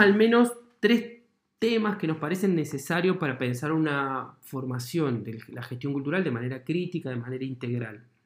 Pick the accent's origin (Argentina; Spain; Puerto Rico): Argentina; La Pampa; also born or lived in Santa Rosa, La Pampa; cuando yo tenía 10 años en mi pueblo